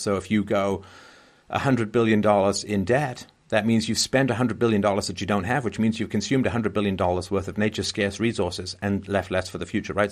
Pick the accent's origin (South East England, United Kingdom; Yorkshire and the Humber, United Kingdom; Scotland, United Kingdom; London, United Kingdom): London, United Kingdom; moved away; when I grew up in London, England